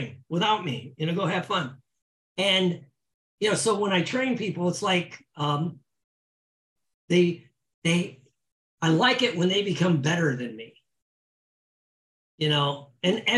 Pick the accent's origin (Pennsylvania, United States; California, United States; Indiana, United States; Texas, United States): Indiana, United States; moved away as an adult; now in Florida, United States; I come from Indiana